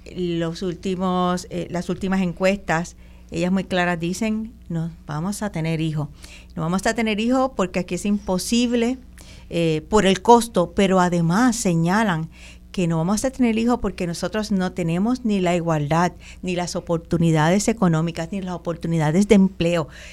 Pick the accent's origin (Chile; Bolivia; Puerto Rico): Puerto Rico; yo soy puertorriqueña y nadie me lo va a quitar